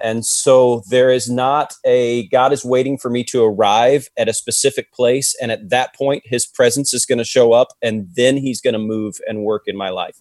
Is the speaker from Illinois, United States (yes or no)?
no; Ohio, United States; I'm from Ohio